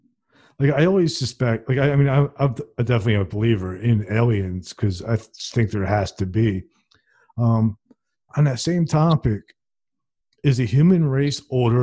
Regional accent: New Jersey, United States; since you're from New Jersey and I'm from New Jersey

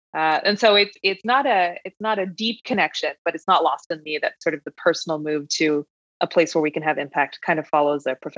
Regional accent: New York, United States; And as a New Yorker, that's a hard thing to come by.

